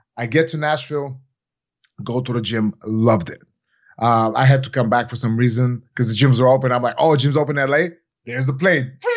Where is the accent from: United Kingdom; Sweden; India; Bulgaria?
Bulgaria; moved away; my whole entire life growing up in Bulgaria